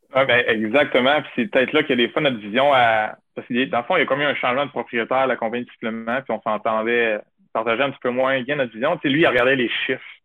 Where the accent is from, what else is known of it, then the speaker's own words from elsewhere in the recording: Quebec City, Quebec, Canada; j'ai fini ma carrière en gagnant à Couvanier, chez nous, à Québec, avec la famille, les amis, les boys.